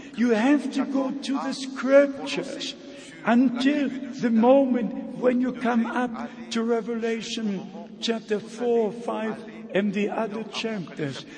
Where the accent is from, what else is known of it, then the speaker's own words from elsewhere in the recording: Germany; first language German; English is a second language; in my mother tongue, in the German language.